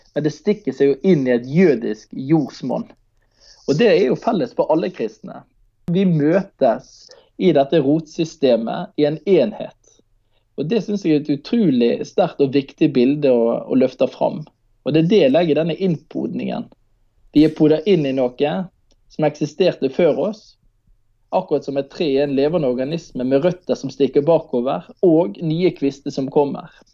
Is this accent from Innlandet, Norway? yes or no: no; Manger, Vestland, Norway; hjemme på, eh, på Manger, der jeg er fra